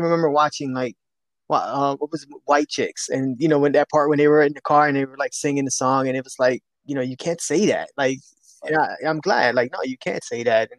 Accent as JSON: {"language": "English", "town": "Philadelphia", "region": "Pennsylvania", "country": "United States", "tie": "born or raised there", "said": "I was born and raised in North Philadelphia, which is predominantly Hispanic and African-American community"}